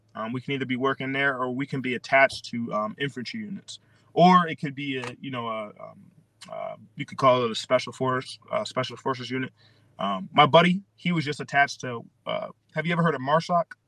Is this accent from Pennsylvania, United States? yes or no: yes; Philadelphia, Pennsylvania, United States; also born or lived in Okinawa, Japan; I'm from Pennsylvania. Ah, uh, Philadelphia